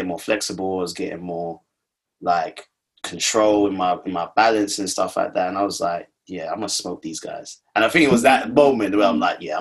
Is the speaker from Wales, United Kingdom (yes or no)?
no; London, United Kingdom; I'm from Hackney